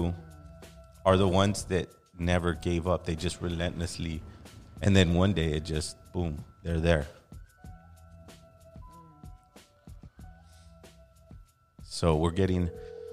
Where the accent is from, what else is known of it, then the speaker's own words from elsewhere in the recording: California, United States; we're native Californians